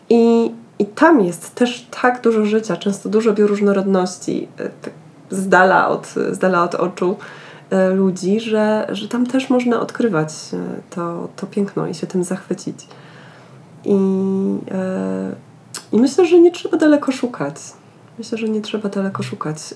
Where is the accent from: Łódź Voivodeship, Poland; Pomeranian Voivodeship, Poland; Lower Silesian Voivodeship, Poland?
Lower Silesian Voivodeship, Poland; dorastałam i wychowywałam się w Karkonoszach, y, z, y, z, mm, a mój pokój miał mały balkonik y, z widokiem na góry